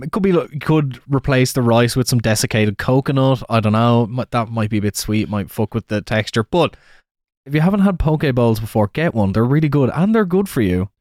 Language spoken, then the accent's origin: English; Wexford, Leinster, Ireland; moved away; Turns out the guy's from the same town as me.